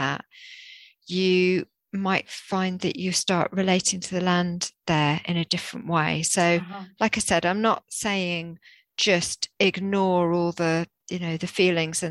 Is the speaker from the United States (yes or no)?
no; Jersey; I grew up in the rural Jersey